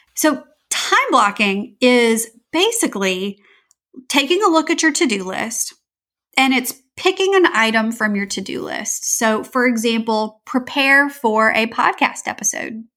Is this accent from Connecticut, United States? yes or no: no; Louisiana, United States; I'm from Louisiana in the southern United States